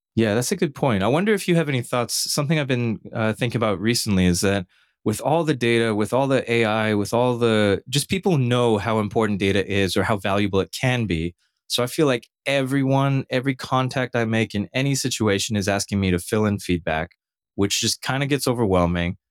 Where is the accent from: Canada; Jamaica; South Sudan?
Canada; now in United States; a Canadian who lives in the United States